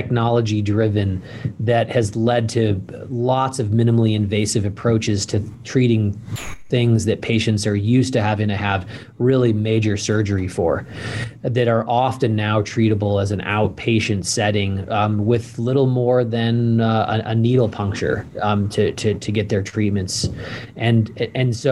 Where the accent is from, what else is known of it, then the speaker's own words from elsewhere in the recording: St. Louis, Missouri, United States; moved away as an adult; also born or lived in Switzerland / Utah / Ohio / Indiana; now in Idaho, United States; spent the majority of my teenage and kind of where I have always called home was in St. Louis, Missouri.